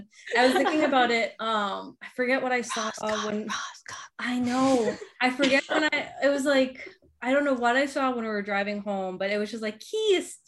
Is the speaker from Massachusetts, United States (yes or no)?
yes; Boston, Massachusetts, United States; moved away; I grew up, we lived in a few different parts, but my main running grounds were South Boston